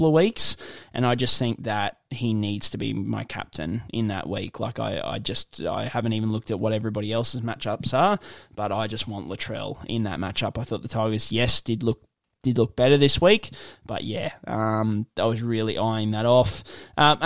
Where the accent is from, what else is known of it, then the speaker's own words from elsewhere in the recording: Gympie, Queensland, Australia; went to school in Gympie